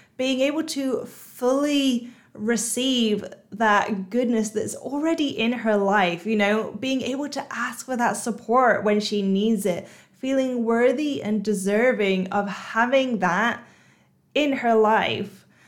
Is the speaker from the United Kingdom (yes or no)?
yes; United Kingdom; moved away as an adult; now in Singapore; I'm British, but I've just moved to Singapore.